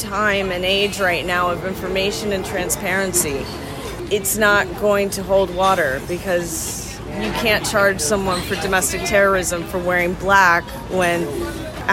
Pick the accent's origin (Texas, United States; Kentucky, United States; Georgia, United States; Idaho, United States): Georgia, United States; Atlanta; also born or lived in Nashville, Tennessee; I was born in Atlanta, Georgia. I grew up between Atlanta and Nashville, Tennessee.